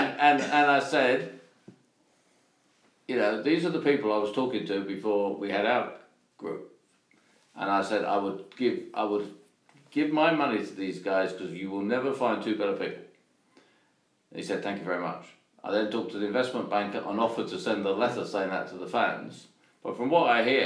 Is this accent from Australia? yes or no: no; London, United Kingdom; I'm from the East End of London